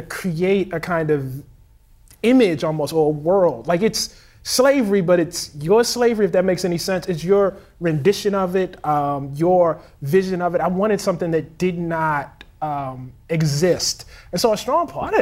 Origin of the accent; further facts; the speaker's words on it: Baltimore, Maryland, United States; I'm from Baltimore, Maryland